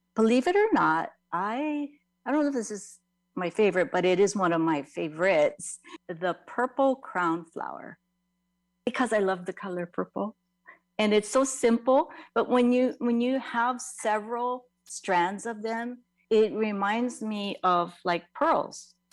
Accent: Kaneohe, Hawaii, United States; I grew up in Kaneohe

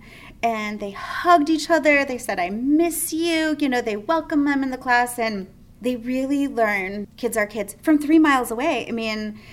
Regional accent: United States; we're from America

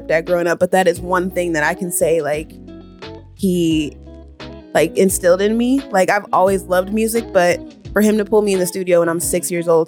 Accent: Ohio, United States; now in Omaha, United States; I'm an Omaha native, but I grew up in Ohio

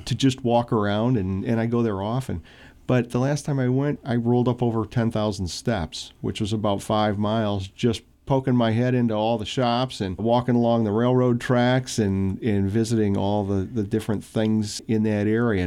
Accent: Midwest, United States; moved away; I grew up in the Midwest.

